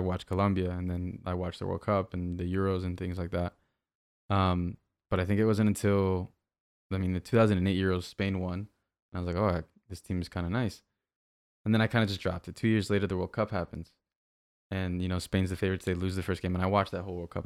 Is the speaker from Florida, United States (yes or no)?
yes; Miami, Florida, United States; I was born in Miami